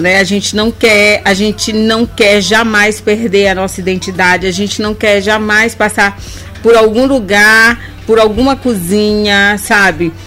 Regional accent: Bacabal, Maranhão, Brazil; now in São Luís, Brazil; eu sou do interior do Maranhão, eu sou de Bacabal

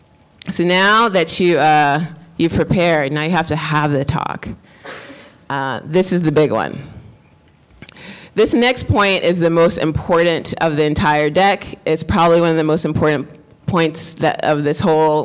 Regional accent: New York, United States; I'm Black, I'm also a woman, I'm also from the Bronx

